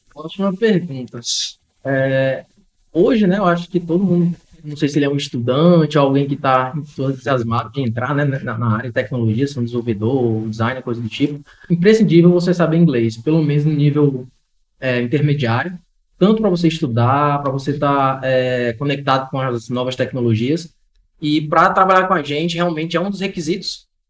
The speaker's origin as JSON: {"language": "Portuguese", "region": "Ceará", "country": "Brazil", "said": "Gosto da minha terrinha aqui, minha segurança aqui no, no interior"}